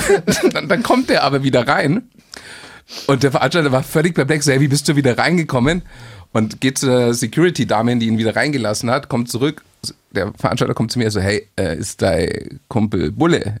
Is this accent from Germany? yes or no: yes; Munich, Bavaria, Germany; München ist übrigens äh, meine, meine Heimatstadt